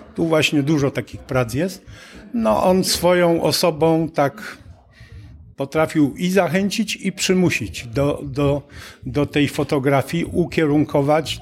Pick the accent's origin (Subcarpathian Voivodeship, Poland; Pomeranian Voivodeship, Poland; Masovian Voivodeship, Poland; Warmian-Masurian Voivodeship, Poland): Subcarpathian Voivodeship, Poland; Przemyśl; now in Bochnia, Poland; Przemyśl, które jest rodzinnym moim miastem